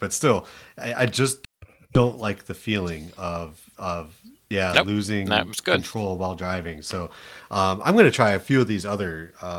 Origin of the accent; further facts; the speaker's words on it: Toledo, Ohio, United States; I'm from Toledo. {S1} Now, {S0} I can say it. It's my hometown.